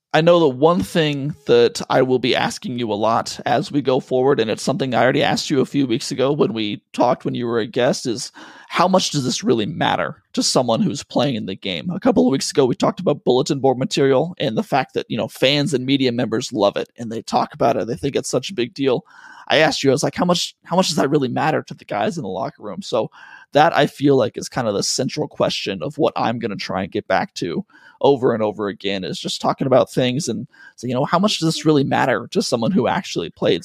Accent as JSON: {"language": "English", "region": "Colorado", "country": "United States", "tie": "born or raised there", "also_born_or_lived": "Pacific Northwest", "moved": "yes", "said": "I was born in Colorado"}